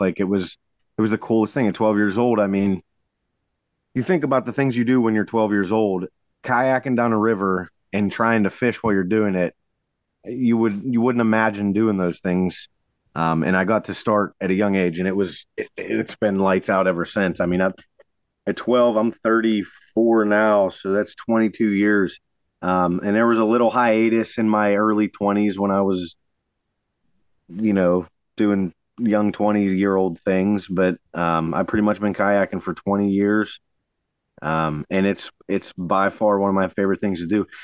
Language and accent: English; Sarver, Pennsylvania, United States; I grew up on Sarver Road, up the just probably two miles from that spot on Buffalo Creek